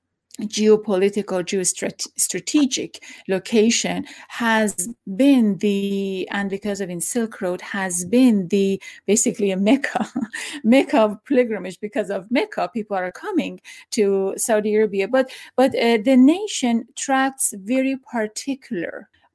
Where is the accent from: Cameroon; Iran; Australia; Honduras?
Iran; moved away; I am from Iran.